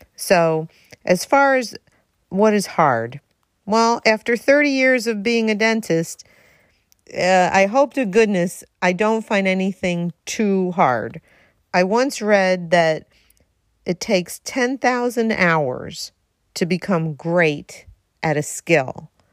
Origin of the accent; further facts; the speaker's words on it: Darien, Connecticut, United States; right here in the two oh three, as I like to say, my hometown, Darien, Connecticut